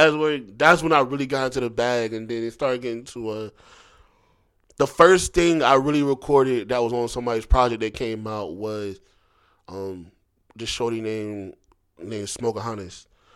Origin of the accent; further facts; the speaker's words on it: Philadelphia, Pennsylvania, United States; also born or lived in Southern United States; I'm from Philly, but I was raised going back and forth. And you know, I went to school down here, so, you know, I got some Southern in me.